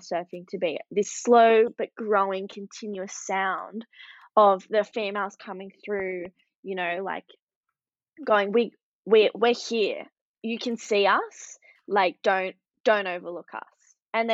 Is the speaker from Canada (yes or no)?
no; Sydney, New South Wales, Australia; I'm from the Northern Beaches of Sydney